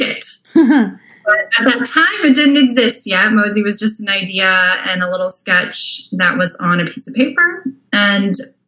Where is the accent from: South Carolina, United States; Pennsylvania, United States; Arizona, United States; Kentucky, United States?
Arizona, United States; Tempe; now in Austin, United States; I'm originally from Arizona. So okay. If you know where Tempe, Arizona is, I grew up there